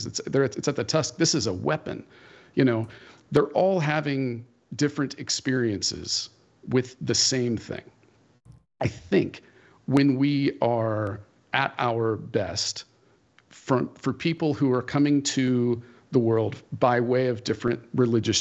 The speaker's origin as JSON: {"language": "English", "town": "Fresno", "region": "California", "country": "United States", "tie": "born or raised there", "said": "I am a Christian because of where I was born geographically and when I was born here"}